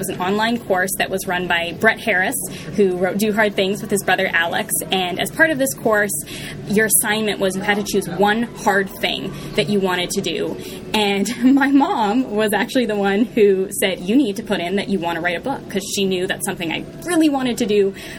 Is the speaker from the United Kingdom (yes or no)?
no; Vancouver, British Columbia, Canada; also born or lived in Texas; now in Halifax, Canada; I currently live in Halifax, Nova Scotia, Canada, way on the East Coast. I was born in Vancouver, though, actually, which is where I spent the first 5 years of my life, and then moved to northern British Columbia, a very small town there.